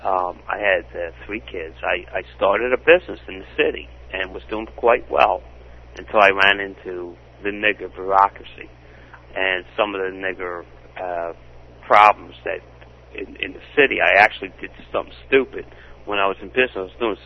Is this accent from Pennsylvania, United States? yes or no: yes; Philadelphia, Pennsylvania, United States; I'm from Philadelphia, and I loved my city. I really did. I was born, I was raised there